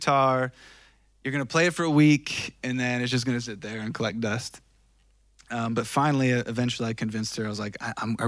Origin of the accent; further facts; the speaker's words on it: Greenfield, Wisconsin, United States; moved away as an adult; also born or lived in Bay Area, California; I was born in Milwaukee. I was born in specifically Greenfield, Wisconsin